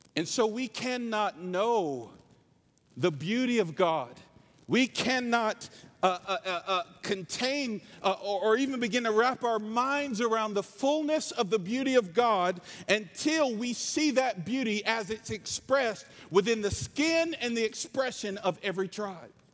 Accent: North Carolina, United States; I'm from North Carolina. This is my real accent

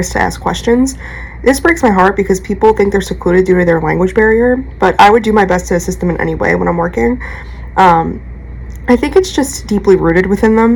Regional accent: New York, United States; accent: New York; my New York accent

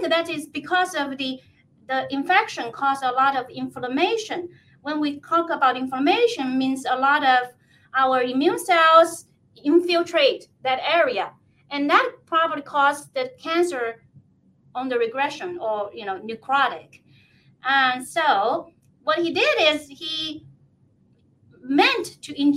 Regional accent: China; now in Kennewick, United States; I was born in China

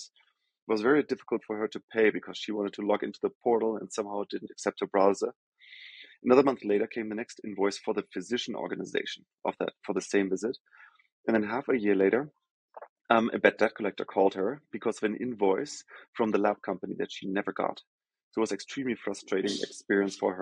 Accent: Germany; English is a second language; moved away as an adult; also born or lived in Rio de Janeiro, Brazil / Sao Paulo, Brazil; now in New York, United States; As I think most of the folks can probably hear from my accent, I'm from Germany originally

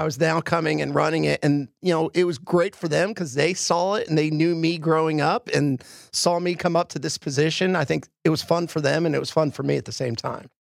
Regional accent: Philadelphia, Pennsylvania, United States; moved away; I grew up in Philly.

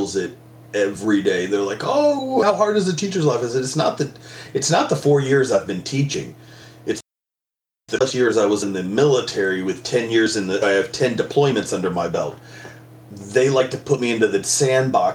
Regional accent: El Paso, Texas, United States; now in Florida, United States; I grew up in El Paso, Texas

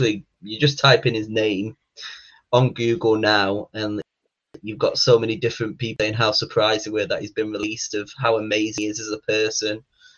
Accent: Blackpool, North West England, United Kingdom; being from Blackpool, England, my hometown

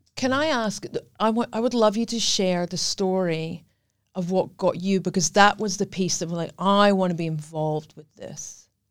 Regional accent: Scotland, United Kingdom; accent: Scottish; moved away as an adult; I am Scottish. That's what the accent is.

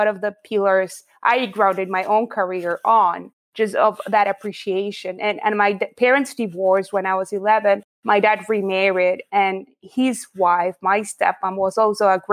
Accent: Buenos Aires, Argentina; So I grew up in Buenos Aires, Argentina. That's where I'm from

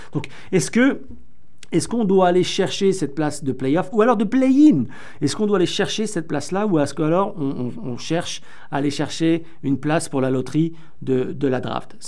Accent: France; accent: French; mon petit accent français

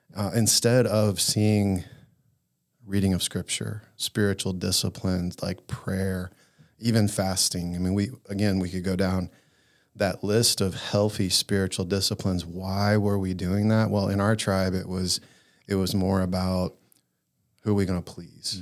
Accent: the Bible Belt, United States; growing up in the Bible Belt

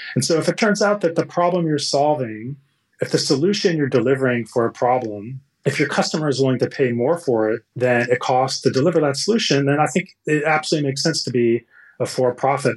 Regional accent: Texas, United States; born or raised there; moved away as an adult; also born or lived in California

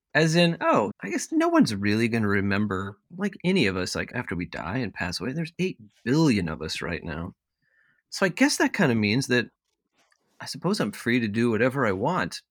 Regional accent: Eastern Washington, United States; moved away as an adult; also born or lived in Charleston, South Carolina / Maine; now in Minneapolis, United States; most of my childhood, at least my first memories and things, all take place in Eastern Washington, where where I grew up

